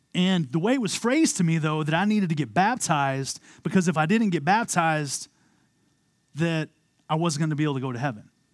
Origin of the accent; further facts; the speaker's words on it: Amarillo, Texas, United States; moved away as an adult; also born or lived in Philadelphia, Pennsylvania; I was born and raised in Amarillo, Texas